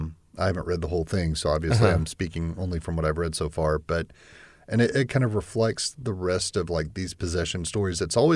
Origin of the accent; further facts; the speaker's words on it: the South, United States; I was born in the South. I've grown up in the South. Yeah. I've lived in the South all my life.